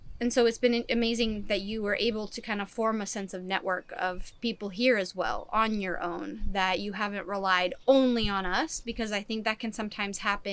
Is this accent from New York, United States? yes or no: no; California, United States; also born or lived in Czech Republic / Chicago; I was growing up in California mostly